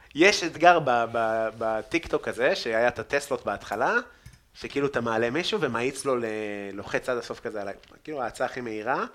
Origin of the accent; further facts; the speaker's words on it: Afula, Northern District, Israel; גדלתי איפה שגדלתי בעפולה